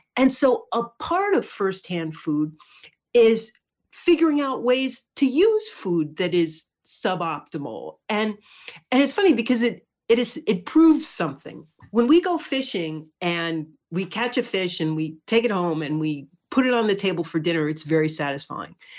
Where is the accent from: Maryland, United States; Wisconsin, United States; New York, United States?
New York, United States; Poughkeepsie; moved away as an adult; also born or lived in California; now in Cape Cod, United States; I grew up in Poughkeepsie in the Hudson Valley